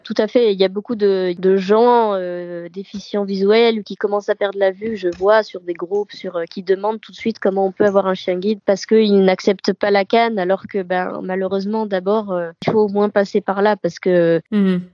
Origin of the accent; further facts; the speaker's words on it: Provence-Alpes-Côte d'Azur, France; moved away as an adult; now in Boulogne-Billancourt, France; je viens du sud de la France, de la Côte d'Azur précisément et je suis sur Paris depuis cinq ans